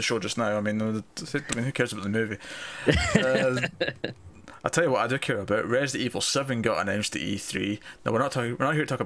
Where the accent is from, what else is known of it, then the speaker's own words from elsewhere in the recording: Scotland, United Kingdom; I'm Scottish